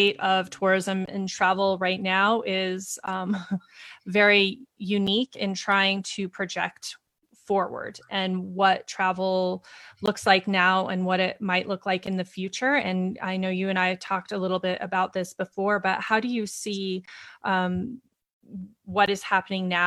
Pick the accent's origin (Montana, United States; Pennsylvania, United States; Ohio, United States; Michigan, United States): Montana, United States; moved away; I grew up in Montana